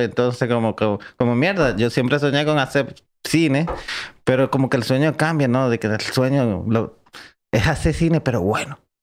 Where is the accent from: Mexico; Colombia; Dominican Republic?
Dominican Republic; also born or lived in Cuba / Spain; yo soy dominicano.